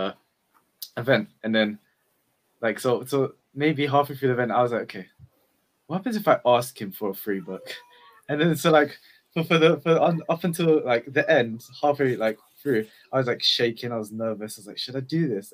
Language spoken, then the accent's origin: English; London, United Kingdom; I'm from East London